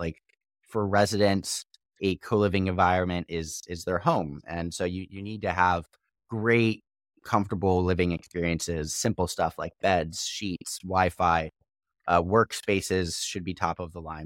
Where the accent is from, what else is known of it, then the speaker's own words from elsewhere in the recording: Missouri, United States; moved away; also born or lived in Austria; I was born in Missouri